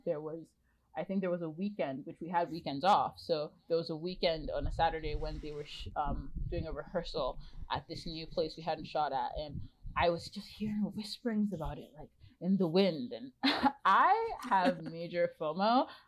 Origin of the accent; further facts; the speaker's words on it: Ontario, Canada; now in Vancouver, Canada; I'm from Ontario, and I've been to Vancouver before, but like outside my window right now, it's just mountains. Like, I've moved to Vancouver full time now because of the Adam Project